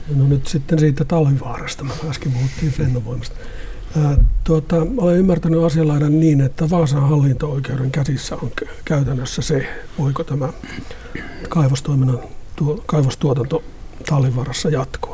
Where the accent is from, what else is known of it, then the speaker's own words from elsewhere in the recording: Pyhäjoki, North Ostrobothnia, Finland; now in Sotkamo, Finland; Minä kun olen syntynyt tuolla Pyhäjoella ja nykyisin asun Sotkamossa